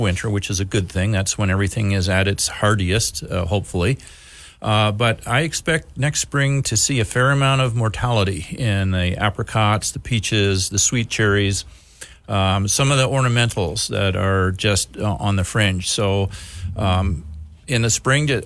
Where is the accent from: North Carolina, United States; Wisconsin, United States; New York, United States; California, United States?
Wisconsin, United States; now in Missoula, United States; Where I grew up in Wisconsin